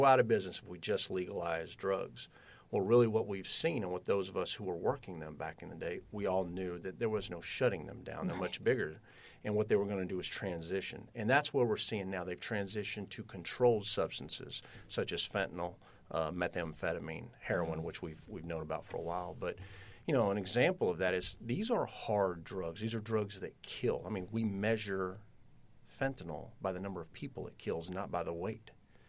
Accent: Austin, Texas, United States; And I said, well, I'm from Austin. I sure would like to stay here.

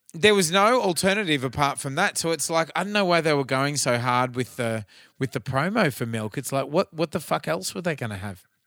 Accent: Cairns, Queensland, Australia; growing up in Cairns, the burning cane fields

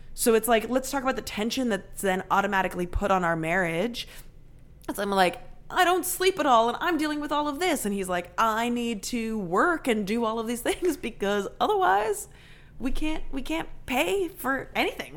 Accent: Canada; now in United States; I am 100% Canadian, but my mom was born and raised in the States

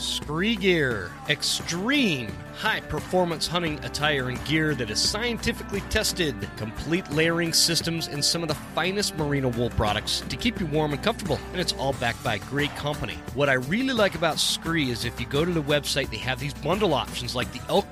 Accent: Utah, United States; moved away; I'm actually originally from Utah. That's where I grew up.

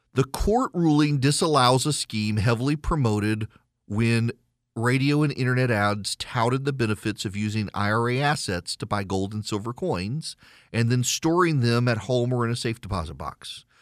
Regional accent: the South, United States; I'm from the South.

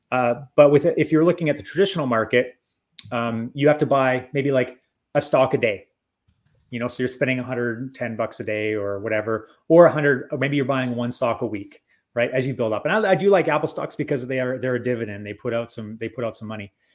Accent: Canada; I'm Canadian

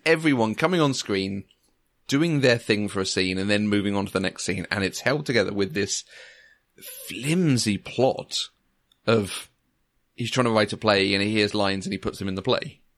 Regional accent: near Crawley, South East England, United Kingdom; I grew up near Crawley.

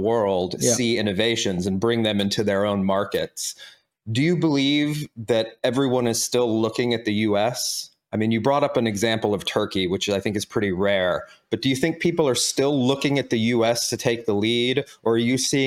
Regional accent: United States; now in Germany; as an American living in Germany

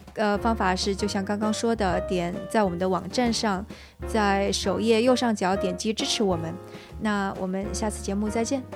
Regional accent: China; now in San Francisco, United States; 因为我是个中国人

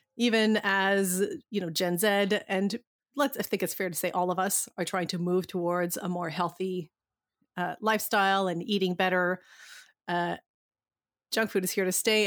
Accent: Canada; we're, we're Canadian

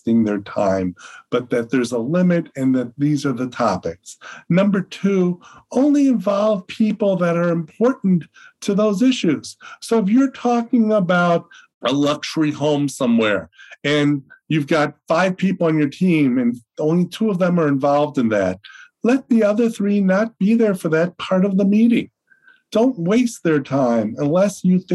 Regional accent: Chicago, Illinois, United States; I'm from Chicago

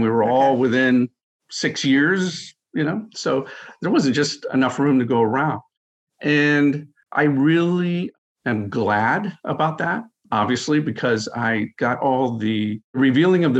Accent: Amherst, Ohio, United States; moved away as an adult; I grew up in a small town in northern Ohio, Amherst, Ohio

